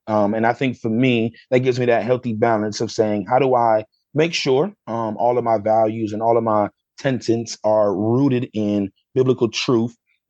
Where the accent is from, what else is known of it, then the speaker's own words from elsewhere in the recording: Sandusky, Ohio, United States; So I grew up in Sandusky, Ohio. But then I kind of hop, jump, skipped around growing up.